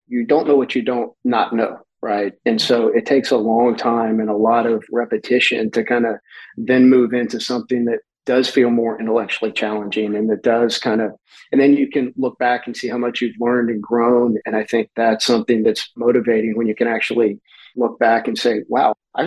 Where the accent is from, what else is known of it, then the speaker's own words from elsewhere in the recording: Houston, Texas, United States; growing up in Houston, the 70s and the 80s